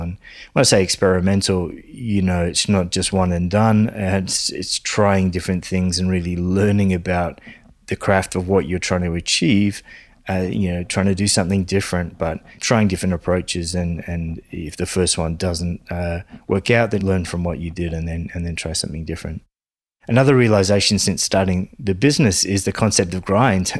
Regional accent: Sydney, New South Wales, Australia; also born or lived in London; places like Sydney where I grew up and in London

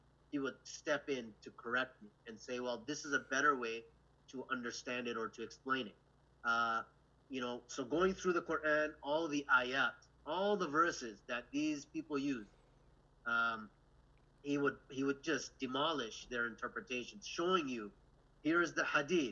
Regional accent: Canada; from Canada

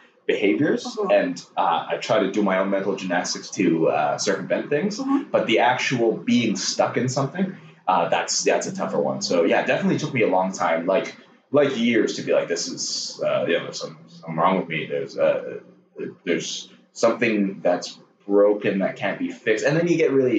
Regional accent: Burnaby, British Columbia, Canada; also born or lived in Hong Kong; I'm from Hong Kong, came here when I was about 10. I grew up mostly in Burnaby.

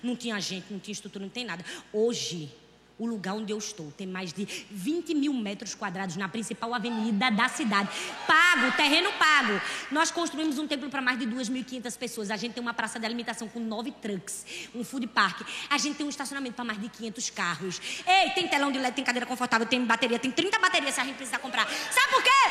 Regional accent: Northeast Region, Brazil; eu sou nordestina

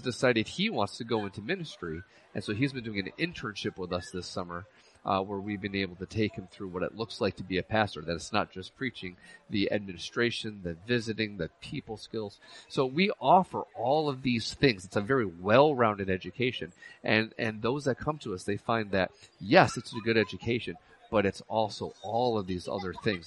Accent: Union Springs, New York, United States; Union Springs is actually my hometown

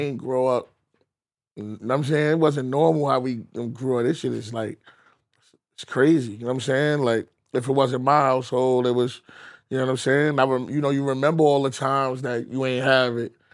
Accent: New York City, New York, United States

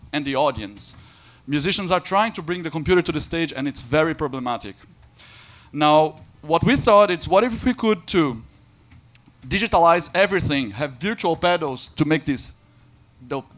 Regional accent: Brazil; now in Berlin, Germany; also from Berlin. And I'm not German, I'm Brazilian

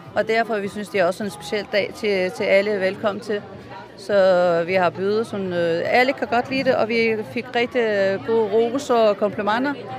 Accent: Turkey; Danish is a second language; now in Denmark; vi alle sammen vi kommer fra Tyrkiet

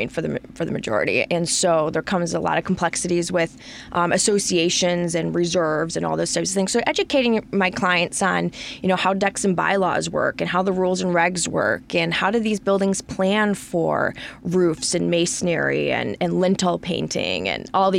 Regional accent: Farmington Hills, Michigan, United States; That is a Michigan number. I'm from Farmington Hills, went to high school there, and I've kept it.

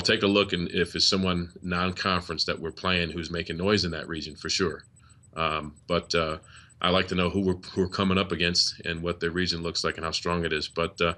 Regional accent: Liverpool, New York, United States; I went to Liverpool High School.

